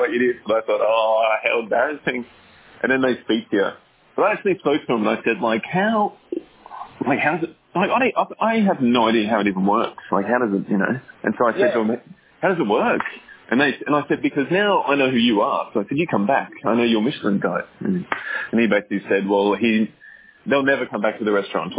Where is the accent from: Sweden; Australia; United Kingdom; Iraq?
Australia; now in Singapore; I'm an Aussie, and I have a restaurant.